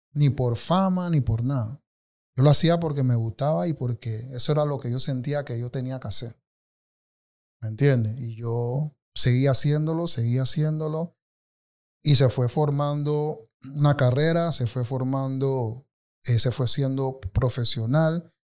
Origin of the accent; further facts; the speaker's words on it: Colón, Panama; moved away as an adult; now in Panama City, Panama; sí nací y crecí en Colón, en Río Alejandro